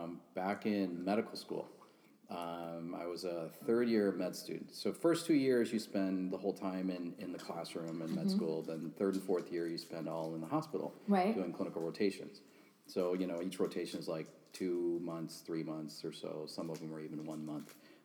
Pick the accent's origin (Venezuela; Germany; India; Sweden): India; Like, I am Indian. I am not Italian. You can look up my last name.